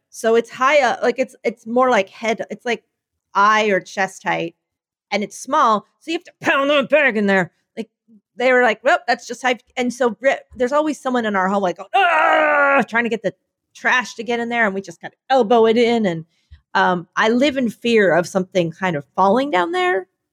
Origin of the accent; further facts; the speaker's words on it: Philadelphia, Pennsylvania, United States; now in Chicago, United States; I come from Philadelphia